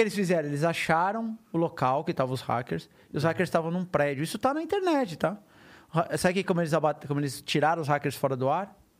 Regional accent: Brazil; eu sou brasileiro

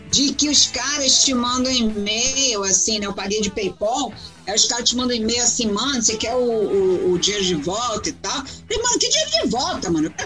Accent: Brazil; O cara ficou tão comovido com o fato que eu vim do Brasil, cara, que ele, né, ele só escuta falar de Brasil, samba, mulata, futebol

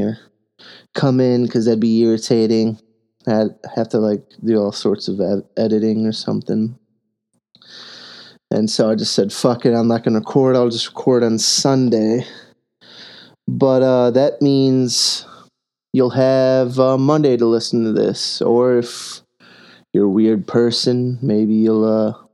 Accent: United States

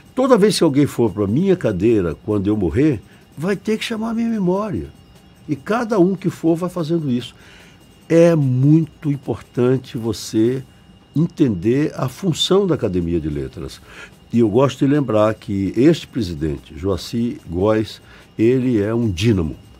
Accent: Bahia, Brazil

